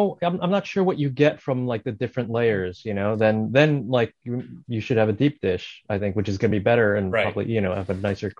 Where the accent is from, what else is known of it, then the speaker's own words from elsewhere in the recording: Bergen County, New Jersey, United States; I grew up in Jersey, so I grew up in, you know, in Bergen County too.